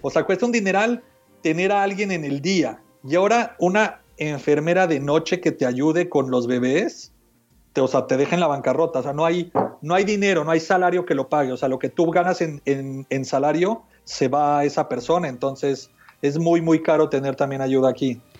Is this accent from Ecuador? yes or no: no; Mexico City, Mexico; moved away as an adult; now in United States; yo nací y crecí en México, en la Ciudad de México, y me mudé a Estados Unidos hace como 17 años